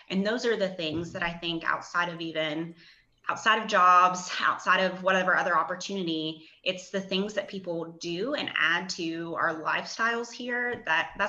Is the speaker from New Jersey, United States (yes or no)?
no; Charleston, West Virginia, United States; I grew up in Charleston